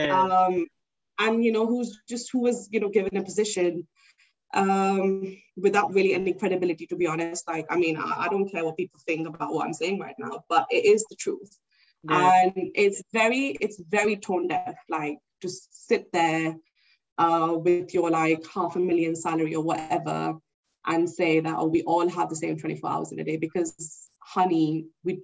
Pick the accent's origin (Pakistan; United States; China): Pakistan; I'm from Pakistan and I've lived in Pakistan a whole life.